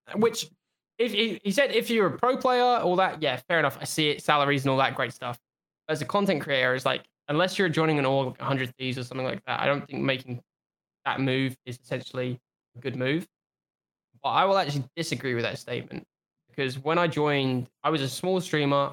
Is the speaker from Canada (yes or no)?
no; United Kingdom; I'm British